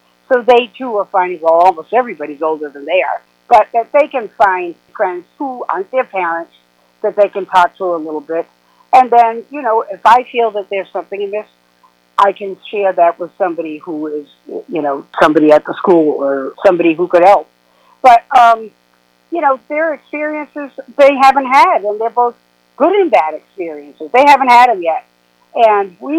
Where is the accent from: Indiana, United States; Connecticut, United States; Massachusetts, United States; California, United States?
Massachusetts, United States; South Coast of; moved away; also born or lived in New York; I lived in New York for over 40 years, but I grew up here in South Coast of Massachusetts, and I moved back